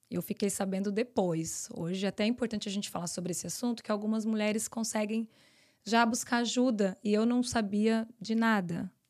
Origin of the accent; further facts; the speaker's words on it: São Paulo, Brazil; moved away; São Paulo. São Paulo.